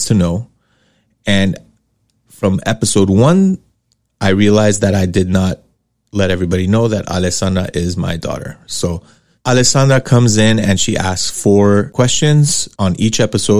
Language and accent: English; Los Angeles, California, United States; I am born and raised in Los Angeles, specifically in Hollywood, and grew up in Sherman Oaks, which is a suburb in the San Fernando Valley